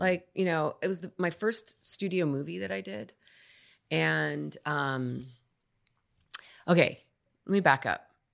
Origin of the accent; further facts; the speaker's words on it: New York City, New York, United States; also born or lived in Spanish Harlem; where I grew up on the Upper East Side